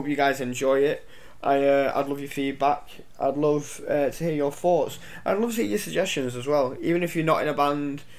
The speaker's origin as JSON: {"language": "English", "town": "Lytham St Annes", "region": "North West England", "country": "United Kingdom", "tie": "born or raised there", "said": "I've grew up around here, I grew up in St Anne's"}